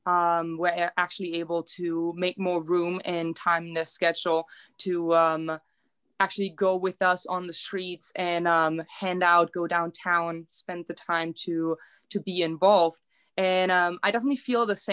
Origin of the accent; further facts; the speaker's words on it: Germany; also born or lived in Nevada; now in Reno, United States; Growing up in a little town, in my town, we didn't have homeless people. We only like 1,200 people there.